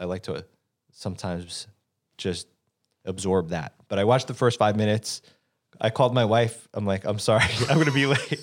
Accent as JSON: {"language": "English", "town": "New York City", "region": "New York", "country": "United States", "tie": "born or raised there", "said": "being a New Yorker and being born in Manhattan"}